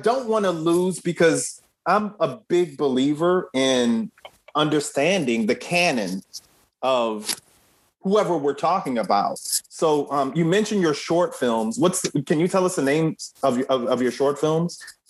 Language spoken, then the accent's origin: English; Midwest, United States; also born or lived in Michigan / Chicago / Kentucky; now in Miami, United States; I hail from the Midwest originally. So, you know, I lived in Michigan, I lived in Chicago and, you know, that part.